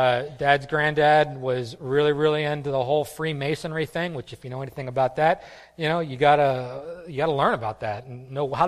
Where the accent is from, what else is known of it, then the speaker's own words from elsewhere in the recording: East Coast, United States; we're East Coast people. We grew up on the East Coast